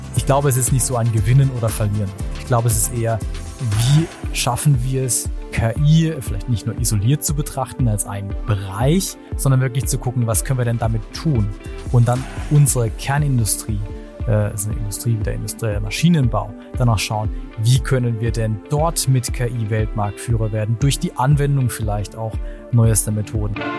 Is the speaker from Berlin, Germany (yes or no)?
no; Black Forest, Kinzig Valley, Baden-Württemberg, Germany; ich komme ursprünglich aus dem Schwarzwald, aus dem Kinzigtal, wirklich aus einem kleinen Dorf